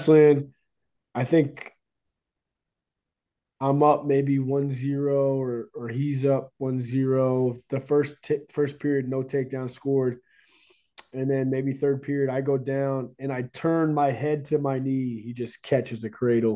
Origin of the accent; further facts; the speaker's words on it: North Carolina, United States; me coming from the state of North Carolina